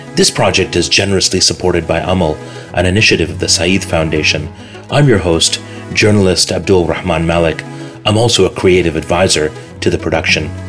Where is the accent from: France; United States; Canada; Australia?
Canada; now in London, United Kingdom; our identity as a Muslim minority growing up in growing up in Canada